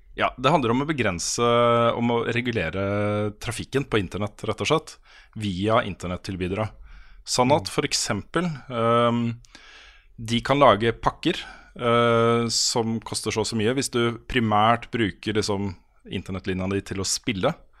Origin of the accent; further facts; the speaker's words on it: Norway; som nordmann